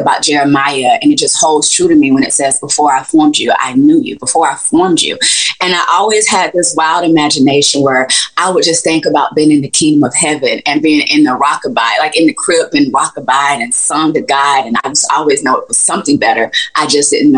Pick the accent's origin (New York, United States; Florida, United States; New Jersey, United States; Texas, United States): Florida, United States; Gainesville; I'm from Gainesville, Florida, and I stayed and grew up in the projects